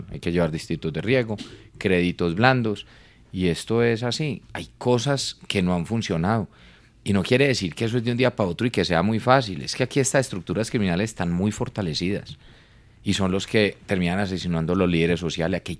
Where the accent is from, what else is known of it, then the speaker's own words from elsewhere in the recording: Colombia; Yo soy un colombiano común y corriente.